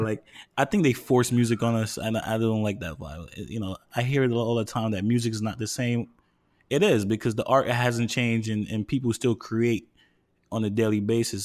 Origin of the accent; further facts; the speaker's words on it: New York, United States; moved away as an adult; now in Harrison, New Jersey, United States; born and raised in New York